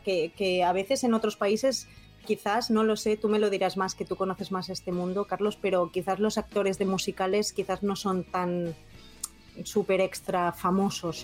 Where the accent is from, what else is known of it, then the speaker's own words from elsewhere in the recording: Spain; now in Nagasaki, Japan; de España